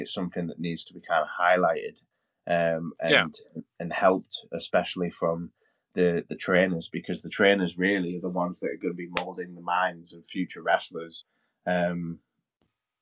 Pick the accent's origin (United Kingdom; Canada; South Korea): United Kingdom; we as British people